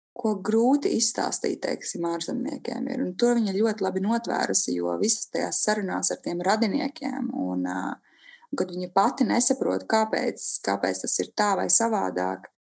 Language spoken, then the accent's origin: Latvian; Gulbene area, Gulbene Municipality, Latvia; vecāki nāk no gulbenes, bet viņi ir paši mācījušies sasvainas pilī, viņa arī ir tik atmosfērīga un eh, tā ir, protams, arī mana dzimtā puse.